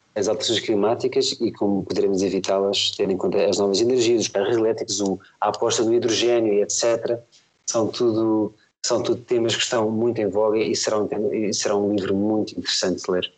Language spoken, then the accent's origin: Portuguese; Lisbon, Portugal; now in Amadora, Portugal; Eu, eu, sempre morei em Lisboa, agora moro na Amadora, mas sempre nasci, nasci fui criado em, em Lisboa.